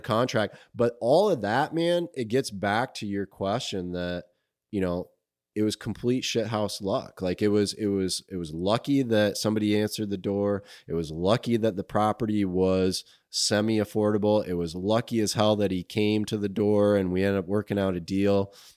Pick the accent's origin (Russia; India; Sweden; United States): United States; Grand Rapids, Michigan; also born or lived in Alaska; I'm from Grand Rapids